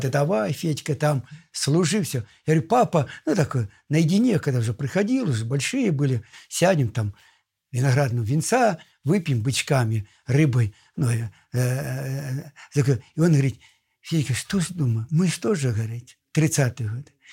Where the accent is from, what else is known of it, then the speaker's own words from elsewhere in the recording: Russia; Я сам из Помору.